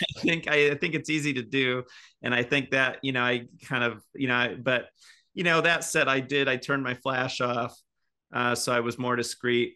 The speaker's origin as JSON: {"language": "English", "region": "Indiana", "country": "United States", "tie": "born or raised there", "accent": "Midwest", "moved": "as an adult", "lives_now": "Seattle, United States", "said": "I'm from the Midwest"}